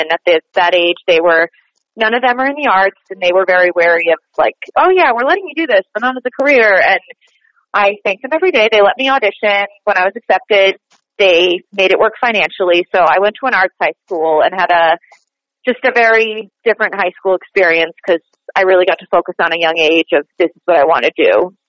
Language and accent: English; Boston, Massachusetts, United States; accent: Boston; also born or lived in New Jersey; now in New York, United States; So I grew up in Boston. I went to college in New Jersey, so that kind of got me transitioning to New York